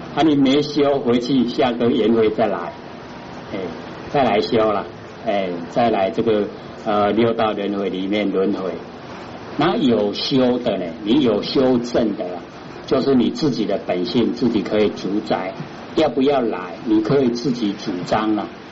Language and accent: Chinese; Taiwan; 我们台湾话说“俩卡俩手”